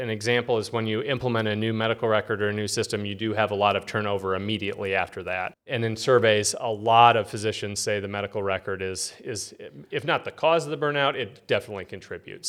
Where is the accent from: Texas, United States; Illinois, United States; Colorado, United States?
Illinois, United States; Peoria; I was born here in Peoria